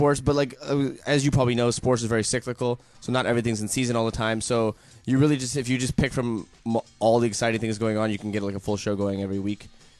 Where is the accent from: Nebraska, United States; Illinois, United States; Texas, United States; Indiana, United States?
Texas, United States; Dallas; I grew up in South Dallas.